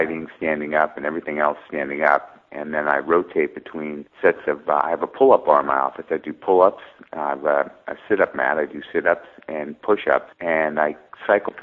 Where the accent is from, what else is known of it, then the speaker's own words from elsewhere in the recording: United States; I'm Greek American